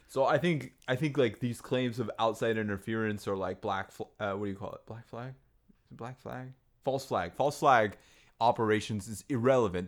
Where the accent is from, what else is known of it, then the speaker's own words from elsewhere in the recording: United States; as an American